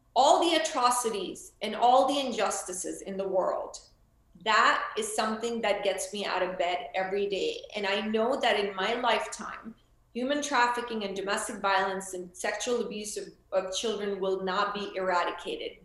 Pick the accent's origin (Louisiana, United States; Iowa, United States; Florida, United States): Florida, United States; moved away; also born or lived in India; I'm from Florida